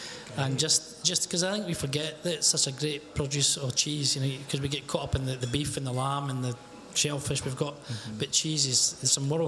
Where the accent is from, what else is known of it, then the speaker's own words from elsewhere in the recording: Hawick, Scotland, United Kingdom; now in Aberdeen, United Kingdom; I'm from Hoyk